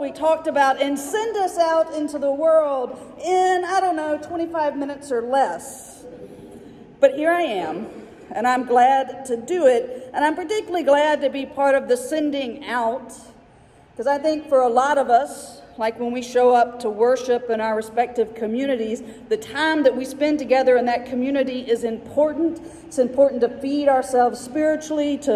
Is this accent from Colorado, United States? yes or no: no; Mobile, Alabama, United States; also born or lived in Tuscaloosa, Alabama / Birmingham, Alabama; I was born in Alabama. I've lived my whole life in Alabama. I was born in Mobile, which means I will always be a Mobilian no matter how far I'm away from home.